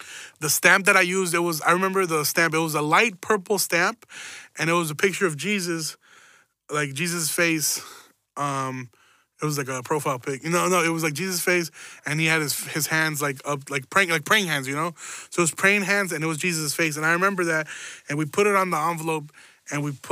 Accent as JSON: {"language": "English", "town": "Chicago", "region": "Illinois", "country": "United States", "tie": "born or raised there", "moved": "yes", "said": "This is when I was still living in Chicago."}